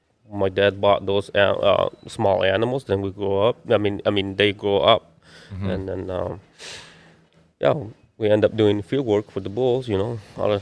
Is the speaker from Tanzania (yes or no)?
no; Guatemala; In Guatemala.